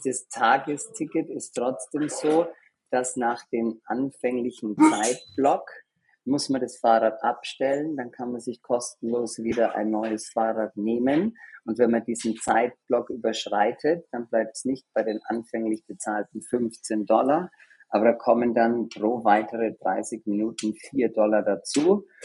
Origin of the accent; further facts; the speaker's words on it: Germany; accent: Australian; also born or lived in Australia; now in New York, United States; Aber ich mhm. bin eigentlich aus Deutschland